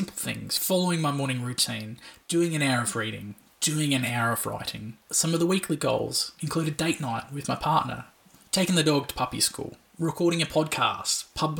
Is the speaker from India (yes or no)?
no; Australia; as an Australian